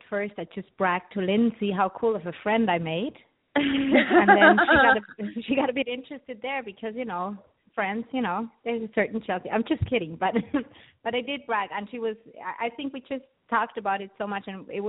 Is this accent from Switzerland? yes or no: yes; Switzerland; moved away as an adult; I grew up in Switzerland, and I actually went to an art school there.